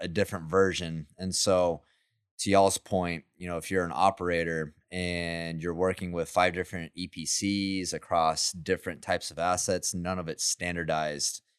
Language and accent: English; Midland, Texas, United States; now in Houston, United States; I'm from Midland, too